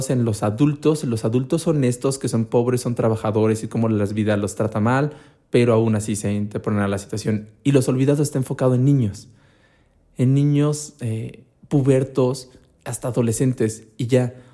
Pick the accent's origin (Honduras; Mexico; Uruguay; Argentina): Mexico; como buenos mexicanos malinchistas